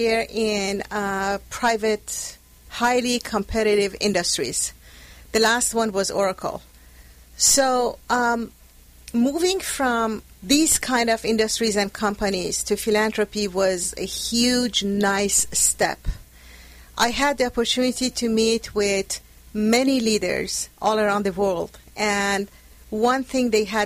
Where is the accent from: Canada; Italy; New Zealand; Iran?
Iran; moved away as an adult; also born or lived in France / Bay Area, California; now in Orange County, United States; I was born in Iran, lived there for a couple of years, studied mechanical engineering, moved to France